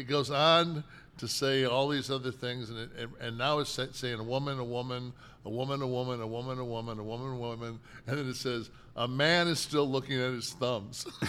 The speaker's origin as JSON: {"language": "English", "town": "Detroit", "region": "Michigan", "country": "United States", "tie": "born or raised there", "said": "we never heard the N-word growing up in Detroit"}